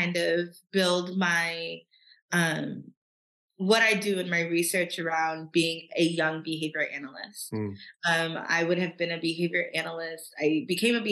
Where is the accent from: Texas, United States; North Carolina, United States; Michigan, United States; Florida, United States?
Michigan, United States; Troy; also born or lived in Nashville, Tennessee; I grew up in Troy, Michigan, which is like a suburb of Detroit